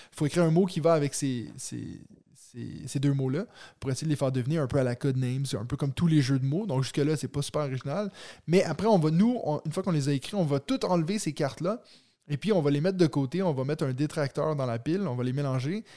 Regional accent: Waterloo, Quebec, Canada; Je suis comme, ah ouais, Waterloo

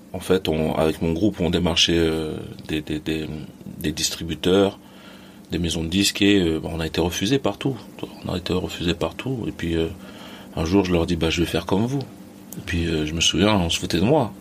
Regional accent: Les Mureaux, Île-de-France, France; born or raised there; also born or lived in Mali / Plaisir

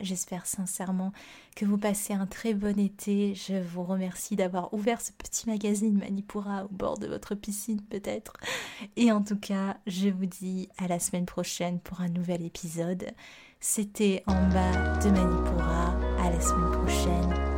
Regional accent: Réunion; moved away; also born or lived in Montpellier; je viens de la Réunion

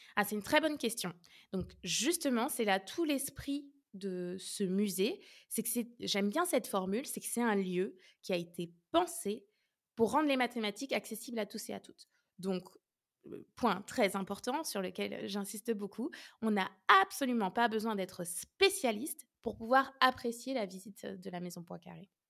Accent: Orléans, Centre-Val de Loire, France; moved away as an adult; also born or lived in Lyon / Nice; je suis originaire d'Orléans

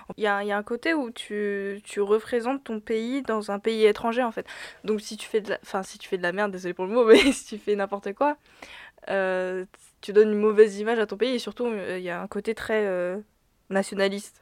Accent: France; born or raised there

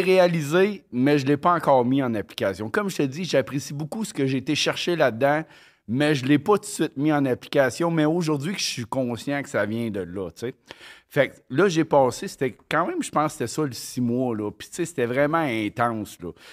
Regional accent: Quebec, Canada; also born or lived in Mont-Joli, Quebec / Longueuil, Quebec; on est parti du Mouchiné à Montjoly, dans le Bas-Saint-Laurent

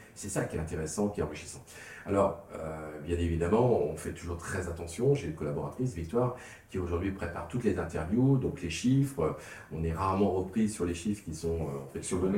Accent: the Nord, Hauts-de-France, France; also born or lived in Bordeaux; comme chez nous dans le Nord

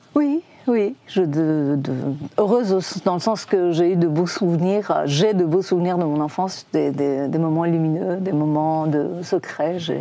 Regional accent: Iran; French is a second language; moved away as an adult; also born or lived in Tehran; now in Paris, France; c'est chez eux que je suis arrivée la première fois quand j'ai quitté l'Iran.

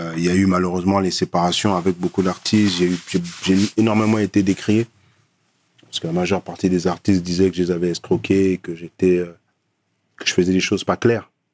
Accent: Paris, Île-de-France, France; moved away as an adult; also born or lived in Cameroon / Nanterre; now in Côte d'Ivoire; j'ai grandi à Paname j'ai une certaine culture

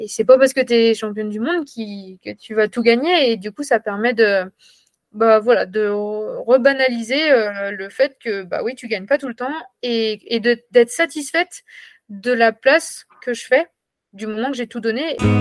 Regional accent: Ambronay, Auvergne-Rhône-Alpes, France; moved away; also born or lived in Toulouse; Je suis originaire de l'Ain, près d'Amberieu-en-Bugey. Euh, voilà, j'ai grandi donc à Ambronay

